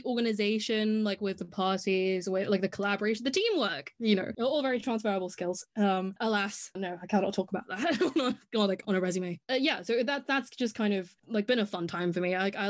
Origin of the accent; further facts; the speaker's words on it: Hong Kong; accent: English; now in United Kingdom; have an English accent, and I have been in the UK for the past 6 years. But actually before that, I grew up in Hong Kong